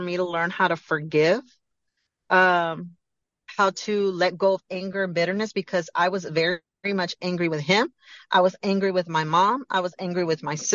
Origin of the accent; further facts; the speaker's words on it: Galveston, Texas, United States; moved away; I came to Galveston